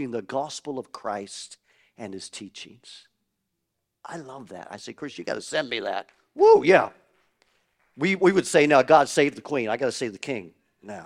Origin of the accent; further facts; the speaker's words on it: Canada; I grew up in Canada, like your pastors and myself.